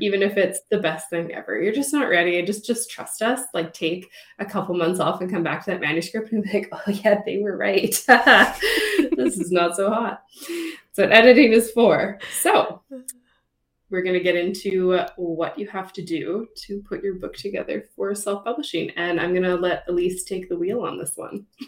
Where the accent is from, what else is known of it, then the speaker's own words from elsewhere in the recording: Canada; We love being Canadian.